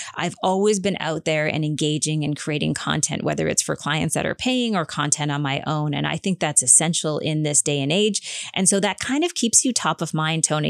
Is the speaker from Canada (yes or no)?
yes; Prince Edward Island, Canada; growing up on Prince Edward Island